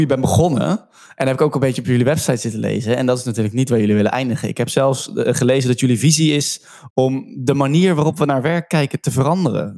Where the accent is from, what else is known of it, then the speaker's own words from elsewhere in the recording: Rotterdam, South Holland, Netherlands; Ik kom zelf uit Rotterdam.